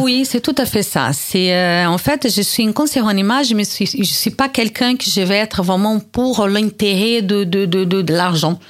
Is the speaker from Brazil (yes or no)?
yes; Brazil; accent: Brazilian; now in France; Je suis née au Brésil